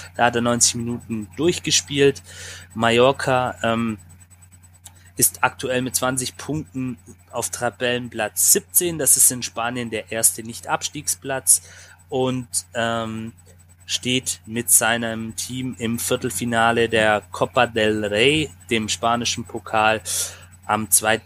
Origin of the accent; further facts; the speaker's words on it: Swabia, Baden-Württemberg, Germany; ganz schwäbisch, wie wir alle sind